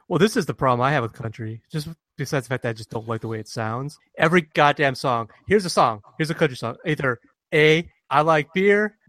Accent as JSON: {"language": "English", "town": "Detroit", "region": "Michigan", "country": "United States", "said": "I'm from the Detroit area"}